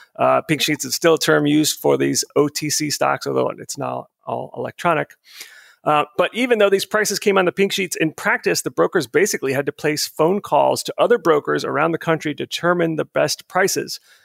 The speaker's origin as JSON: {"language": "English", "area": "outside of Tampa", "region": "Florida", "country": "United States", "tie": "born or raised there", "moved": "yes", "said": "my hometown outside of Tampa, Florida"}